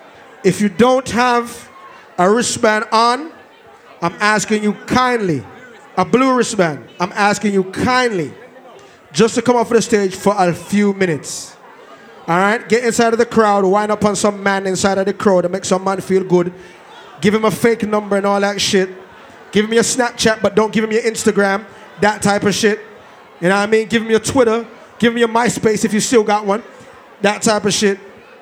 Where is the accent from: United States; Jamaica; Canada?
Jamaica; Portmore, Saint Catherine; I'm from Portmore, so that's it.